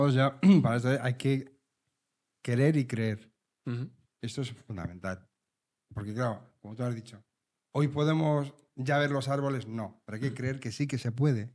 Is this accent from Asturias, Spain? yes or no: no; Leganés, Community of Madrid, Spain; Yo soy de Leganés. Pepinero auténtico